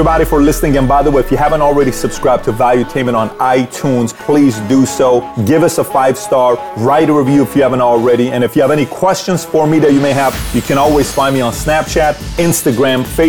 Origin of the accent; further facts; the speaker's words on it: Iran; moved away; I'm from Iran